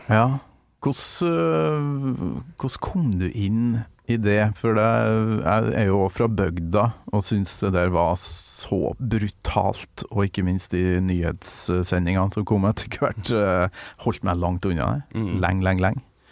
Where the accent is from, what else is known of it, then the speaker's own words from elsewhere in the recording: Kolvereid, Trøndelag, Norway; hjemme på Kolvereid